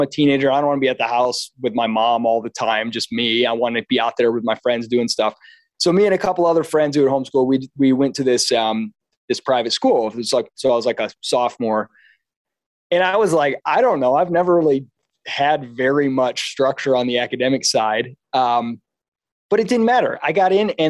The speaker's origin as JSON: {"language": "English", "town": "Kalamazoo", "region": "Michigan", "country": "United States", "tie": "born or raised there", "moved": "as an adult", "said": "I was born and raised in Michigan, Kalamazoo, Michigan."}